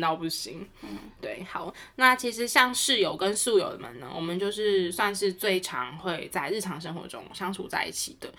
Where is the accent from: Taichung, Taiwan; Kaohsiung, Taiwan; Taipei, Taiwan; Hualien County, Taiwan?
Taichung, Taiwan; 因为我是台中人嘛